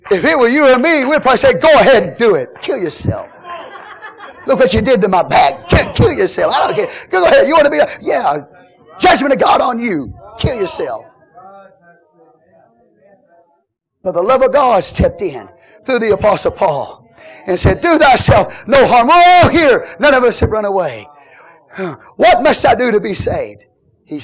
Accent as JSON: {"language": "English", "country": "United States", "said": "I'm an American"}